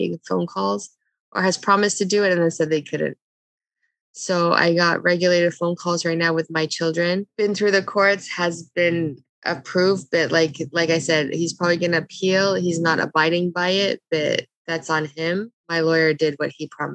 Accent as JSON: {"language": "English", "country": "Canada", "tie": "born or raised there", "also_born_or_lived": "Lebanon", "said": "I was born in Lebanon, but I was a month old when we came to Canada."}